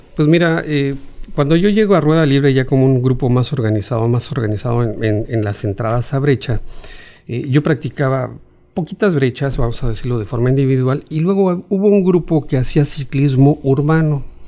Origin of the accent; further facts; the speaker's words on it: Mexico City, Mexico; now in Chetumal, Mexico; yo nací en la Ciudad de México